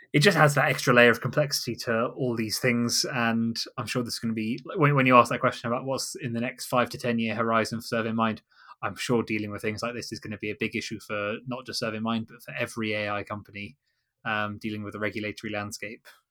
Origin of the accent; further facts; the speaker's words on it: Kent, Canterbury area, South East England, United Kingdom; now in London, United Kingdom; I'm originally from Kent in, uh, Canterbury area.